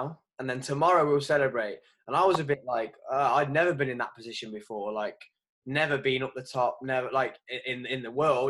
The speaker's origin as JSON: {"language": "English", "region": "England", "country": "United Kingdom", "said": "as English"}